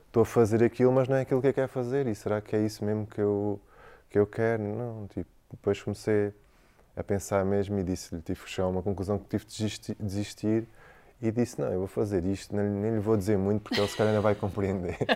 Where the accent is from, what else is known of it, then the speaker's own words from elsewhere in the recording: Algarve, Portugal; moved away; Eu saí do Algarve cedo. Eu saí do Algarve, deixei a minha mãe cedo.